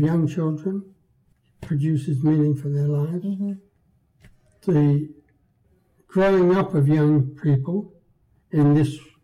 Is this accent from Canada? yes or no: no; Guernsey; I was born in Guernsey during the German occupation